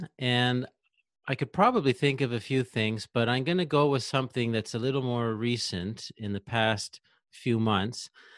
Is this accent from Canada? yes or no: yes; Canada; Sure. Well, I'm from Canada. I live in Quebec in Canada, actually near Ottawa, which is in Ontario, but right between Quebec and Ontario there.